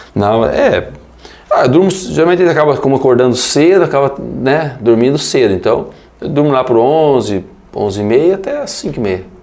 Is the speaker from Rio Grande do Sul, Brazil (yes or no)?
no; Medianeira, Paraná, Brazil; also born or lived in Assis Chateaubriand; Vim para cá com 30 dias, minha mãe voltou para casa dos pais, né? Voltou para casa da minha avó, do meu avô, e eu fui recebido, né? em casa e criado